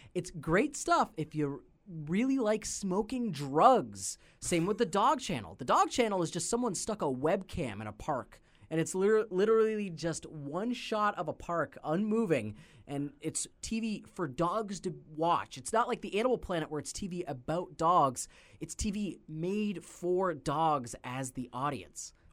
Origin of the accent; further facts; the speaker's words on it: Canada; we are Canadian